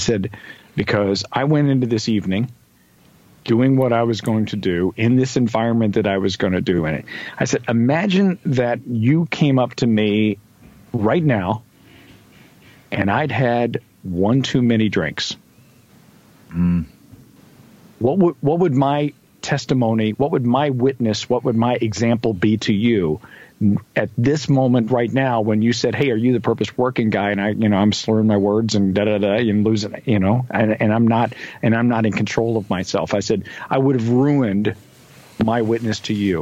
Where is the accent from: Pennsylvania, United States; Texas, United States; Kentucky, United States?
Kentucky, United States; I was born in Kentucky.